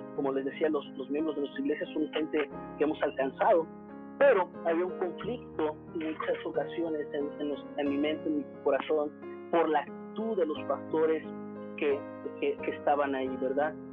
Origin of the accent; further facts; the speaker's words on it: Mexico; moved away as an adult; now in Managua, Nicaragua; nosotros que somos mexicanos